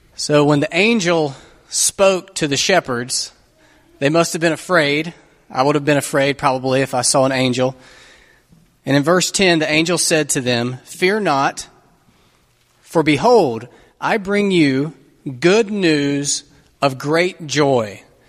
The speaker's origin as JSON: {"language": "English", "country": "United States", "said": "American Christians"}